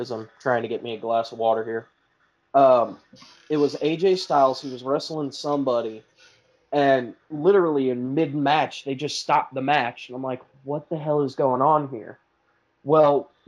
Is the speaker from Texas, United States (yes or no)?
no; Bartonville, Illinois, United States; I grew up in Bartonville, and at the time I was going to Limestone